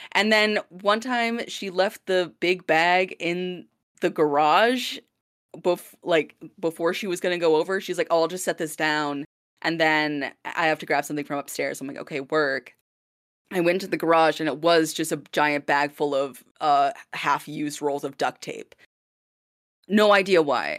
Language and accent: English; Blaine, Minnesota, United States; accent: Minnesotan; now in Vancouver, Canada; my hometown accent from Blaine, Minnesota